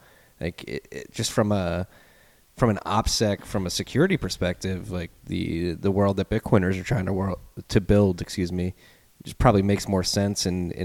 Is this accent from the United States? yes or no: yes; United States; as an American